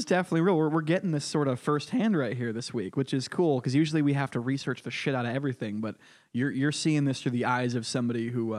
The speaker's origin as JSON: {"language": "English", "region": "Connecticut", "country": "United States", "moved": "yes", "said": "I'm from Connecticut, actually, which is the most hardcore tax and spend blue state in the country."}